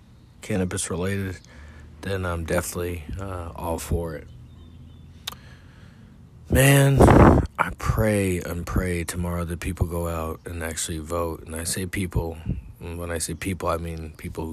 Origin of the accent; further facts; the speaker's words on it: California, United States; now in Texas, United States; I'm from California